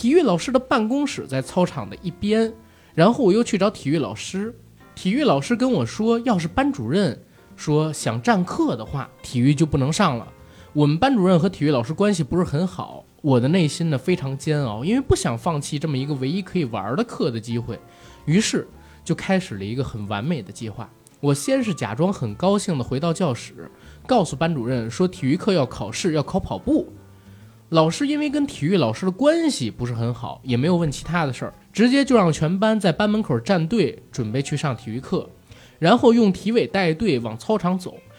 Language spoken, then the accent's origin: Chinese; Beijing, China; also born or lived in Shandong; 因为从小在北京长大，在老家呢没待几年，所以山东话讲的不是很好。